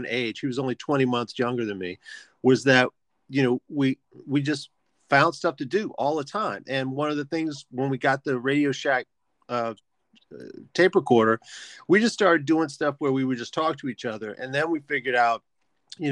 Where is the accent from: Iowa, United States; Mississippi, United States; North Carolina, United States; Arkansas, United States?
Mississippi, United States; Biloxi; I grew up in Biloxi, Mississippi